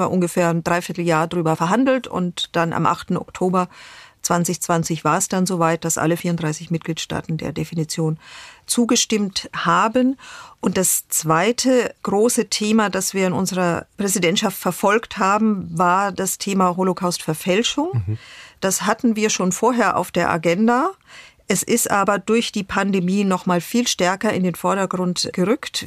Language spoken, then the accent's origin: German; Germany; als Deutsche